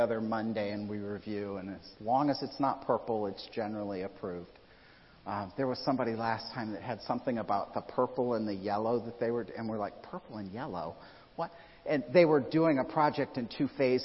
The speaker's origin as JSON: {"language": "English", "region": "Midwest", "country": "United States", "tie": "born or raised there", "moved": "yes", "lives_now": "Florida, United States", "said": "I grew up in the Midwest"}